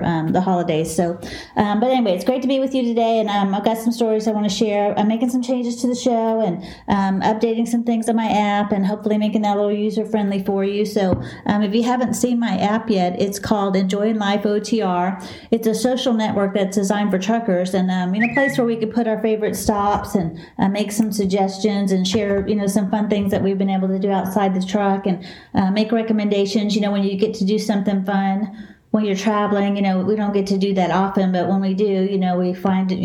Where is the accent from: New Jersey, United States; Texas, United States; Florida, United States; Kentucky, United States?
Texas, United States; Dallas; accent: southern; also born or lived in Houston, Texas; I'm a southern girl. I'm from Texas